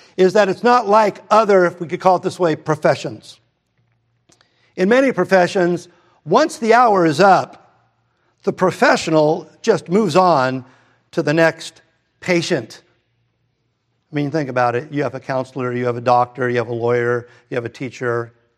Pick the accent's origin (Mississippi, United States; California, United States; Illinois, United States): California, United States; Redondo Beach; we moved from Hermosa to Redondo, and my family didn't go to church.